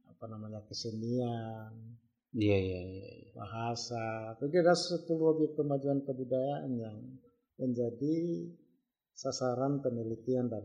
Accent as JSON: {"language": "Indonesian", "region": "North Sulawesi", "country": "Indonesia", "said": "seharusnya sebagai orang Minahasa atau orang Sulawesi Utara itu bangga terhadap itu. Tata krama kita terkenal di seluruh Nusantara bahkan di luar."}